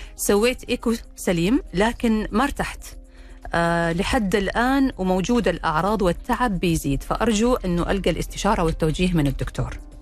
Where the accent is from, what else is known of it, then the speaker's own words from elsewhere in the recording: Saudi Arabia; عندنا في السعودية